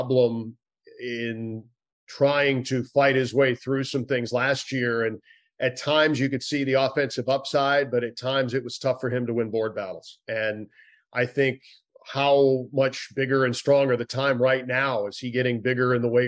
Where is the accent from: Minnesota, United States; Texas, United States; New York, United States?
Minnesota, United States; also born or lived in Ohio; now in Washington, D.C., United States; I grew up in Minnesota.